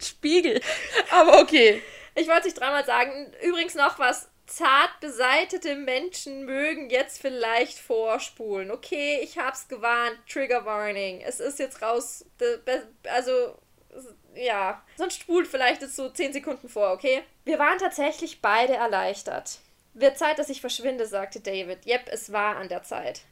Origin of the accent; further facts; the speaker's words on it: Austria; Wir sind aus Österreich